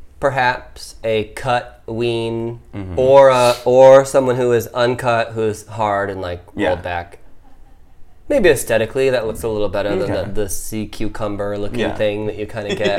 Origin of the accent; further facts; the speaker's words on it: the Bible Belt, United States; I'm, you know, a white guy that grew up in the Bible Belt.